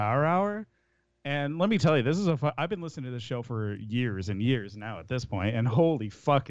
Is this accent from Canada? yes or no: yes; Canada; I'm Canadian